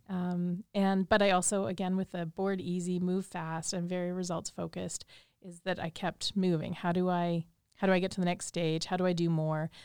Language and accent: English; Saskatchewan, Canada; moved away as an adult; also born or lived in Japan; I grew up here in Saskatchewan